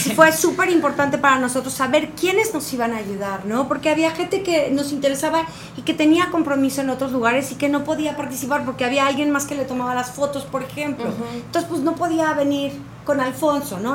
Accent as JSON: {"language": "Spanish", "town": "Cuernavaca", "region": "Morelos", "country": "Mexico", "tie": "born or raised there", "also_born_or_lived": "Cancún", "moved": "yes", "said": "yo crecí en Cuernavaca, vengo de vivir 17 años en Cancún"}